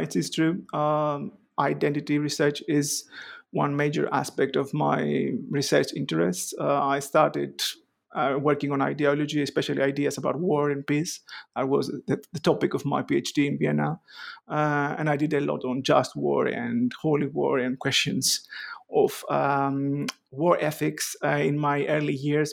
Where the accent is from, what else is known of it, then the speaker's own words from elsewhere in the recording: Greece; moved away as an adult; also born or lived in Athens, Greece / Ioannina, Greece; now in Edinburgh, United Kingdom; I was born in Athens, raised, uh, in Chalcedon